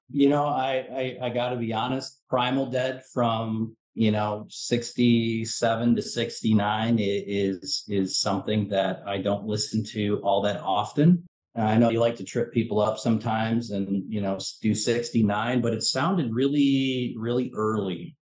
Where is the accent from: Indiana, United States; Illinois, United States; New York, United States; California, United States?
Illinois, United States; Chicago; also born or lived in Madison, Wisconsin; I'm originally from Chicago